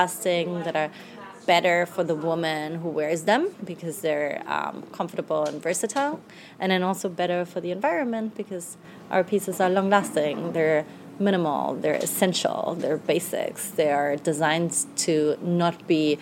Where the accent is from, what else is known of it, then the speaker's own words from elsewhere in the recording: Germany; moved away as an adult; also born or lived in London, United Kingdom; now in New York, United States; I grew up in Germany. I'm now 31 years old